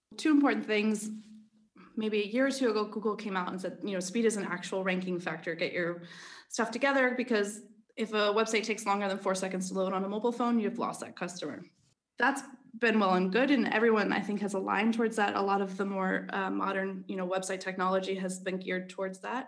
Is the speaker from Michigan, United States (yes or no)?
no; Philadelphia, Pennsylvania, United States; accent: American; moved away as an adult; also born or lived in Denmark; now in Copenhagen, Denmark; I'm originally from Philadelphia, but, uh, have expatriated to Denmark eight years ago